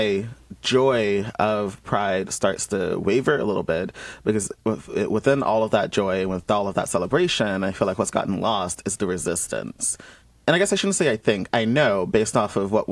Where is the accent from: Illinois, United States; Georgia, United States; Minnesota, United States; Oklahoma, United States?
Georgia, United States; Columbus; moved away as an adult; being someone who was born and raised in Georgia, where up until I was 18